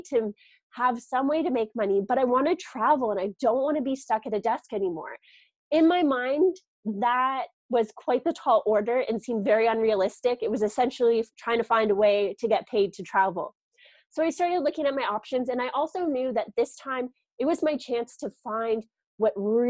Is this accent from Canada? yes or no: yes; Canada; moved away as an adult; also born or lived in Toronto; I'm originally from Canada